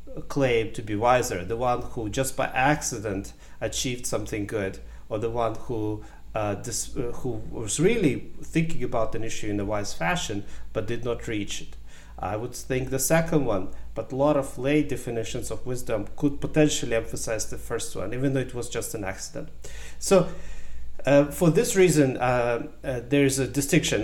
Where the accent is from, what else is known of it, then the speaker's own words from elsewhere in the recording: Ukraine; English is a second language; also born or lived in Germany / United States; now in Canada; I was born in Ukraine in a small village. Um, I grew up in partially in Ukraine, and in the 90s, my family moved to Germany